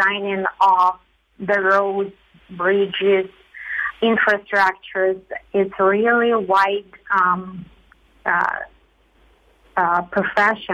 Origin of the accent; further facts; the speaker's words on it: Ukraine; moved away as an adult; now in Calgary, Canada; I'm originally from Ukraine